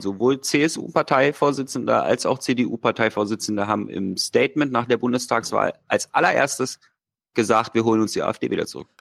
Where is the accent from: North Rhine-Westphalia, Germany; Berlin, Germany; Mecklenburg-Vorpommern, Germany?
Berlin, Germany; als Berliner